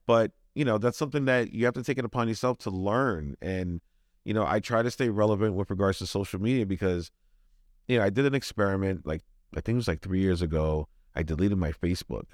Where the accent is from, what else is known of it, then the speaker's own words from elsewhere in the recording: New York City, New York, United States; now in Rhode Island, United States; I'm originally from Brooklyn, New York, so a lot of my family's in New York.